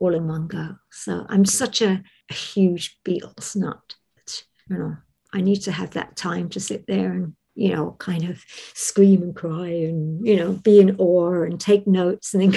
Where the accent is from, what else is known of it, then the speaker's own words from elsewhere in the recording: London, United Kingdom; I was born and raised in London